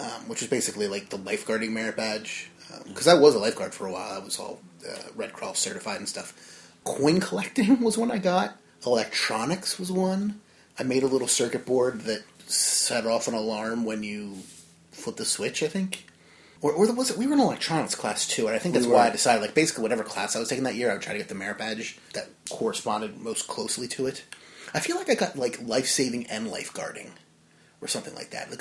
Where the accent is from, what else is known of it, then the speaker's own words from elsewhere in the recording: New Jersey, United States; from Jersey